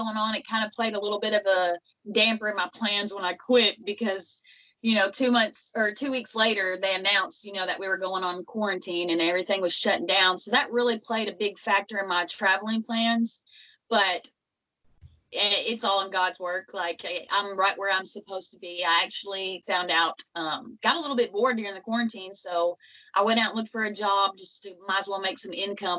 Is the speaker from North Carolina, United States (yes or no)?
no; Western Kentucky, United States; Where I'm from is from Western Kentucky. It's about a little town called Catawba